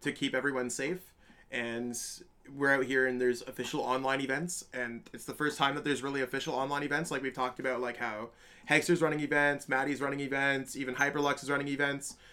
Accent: Canada; I'm from Canada

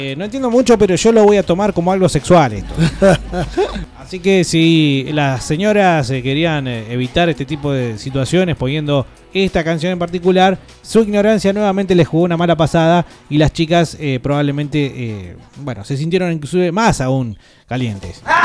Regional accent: Buenos Aires, Argentina; born or raised there; also born or lived in Mar del Plata; now in Neuquén, Argentina

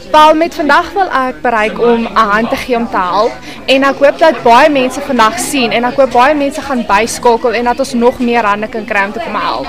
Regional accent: Meyerton, Gauteng, South Africa; Ek het grootgeword in Meyerton. So ek is 'n local

